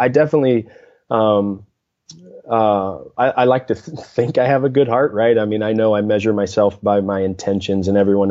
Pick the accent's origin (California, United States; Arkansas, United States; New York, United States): Arkansas, United States; Mountain Home; I grew up in North Central Arkansas, a town called Mountain Home, Arkansas, about 8,500 people, so a smaller town